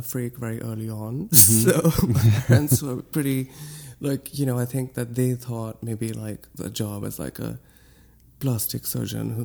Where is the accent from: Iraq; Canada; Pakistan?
Pakistan; Lahore, Punjab; moved away as an adult; also born or lived in Ohio, United States; now in New York City, United States; when I moved to the States, I... went straight to Ohio from Lahore.